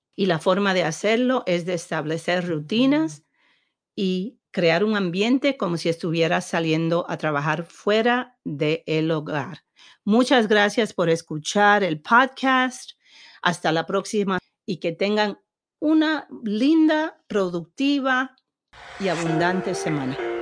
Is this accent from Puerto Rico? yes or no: yes; Puerto Rico; moved away; siendo puertorriqueña y, siendo nacida en una isla